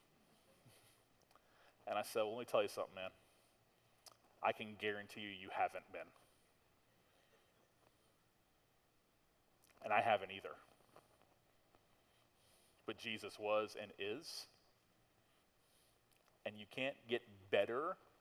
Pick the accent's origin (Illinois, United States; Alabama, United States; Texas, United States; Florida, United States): Florida, United States; Tallahassee; I'm from Tallahassee, and I grew up here